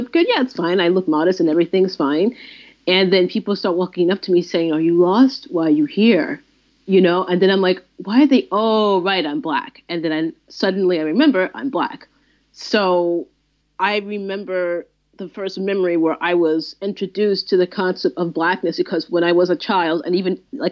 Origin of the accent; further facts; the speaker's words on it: New York City, New York, United States; I grew up in the Orthodox Jewish communities of Crown Heights and Flatbush